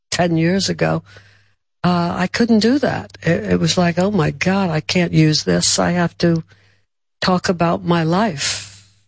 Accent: Brooklyn, New York, United States; from Brooklyn.

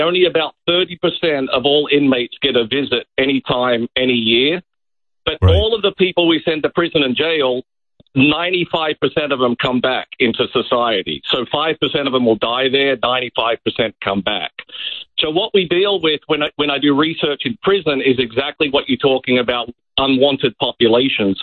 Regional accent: Australia; now in United States; I'm from Australia

